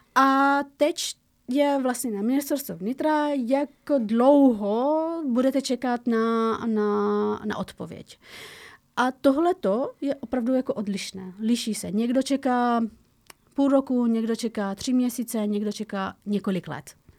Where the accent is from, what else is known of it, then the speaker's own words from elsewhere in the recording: Afghanistan; now in Czech Republic; A já z Afghánistánu